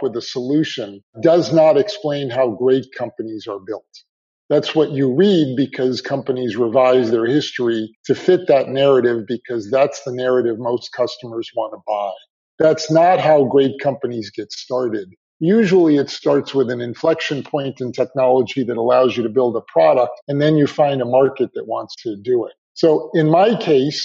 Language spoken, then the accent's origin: English; New Jersey, United States; I grew up right outside of New York and New Jersey